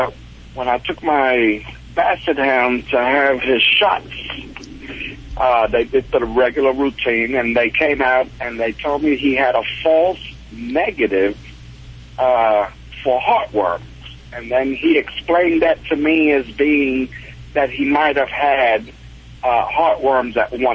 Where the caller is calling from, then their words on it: Killeen, Texas, United States; I'm calling from Killeen, Texas.